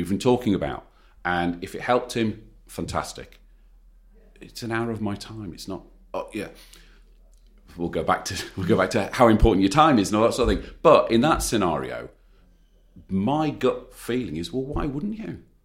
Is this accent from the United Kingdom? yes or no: yes; United Kingdom; we're British